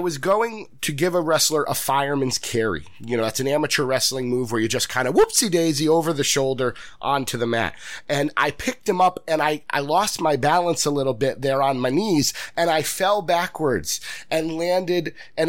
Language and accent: English; Lansing, Michigan, United States; I always want to pay respects to the areas in which I was born and raised, you know, and I am from Lansing, Michigan.